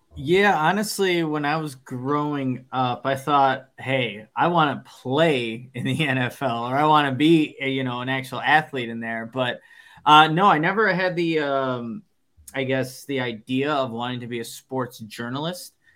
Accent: Waukegan, Illinois, United States; I'm from I'm from Waukegan, so north suburb

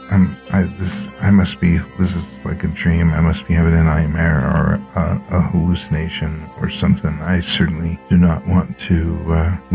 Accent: Jersey City, New Jersey, United States; I grew up in Jersey City.

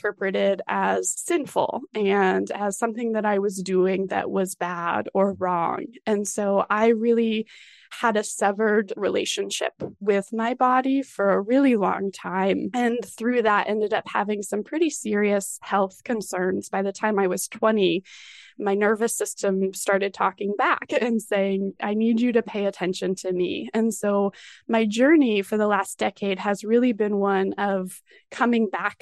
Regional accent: Colorado Springs, Colorado, United States; I grew up in Colorado Springs

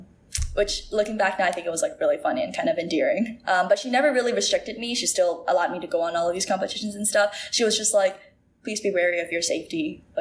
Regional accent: Singapore; I don't think they'd be able to tell that I'm like Singaporean. Like I do not have like a Singlish accent.

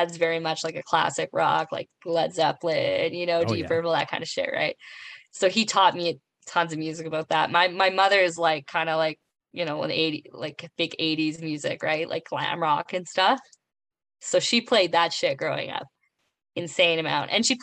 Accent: Western Canada, Canada; I'm from the West

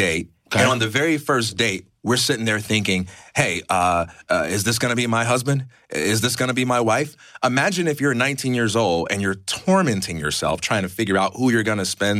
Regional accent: Chicago, Illinois, United States; I'm from Chicago, Illinois.

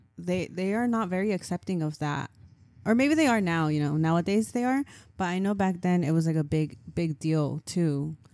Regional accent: Orange County, California, United States; growing up in Orange County, where we grew up

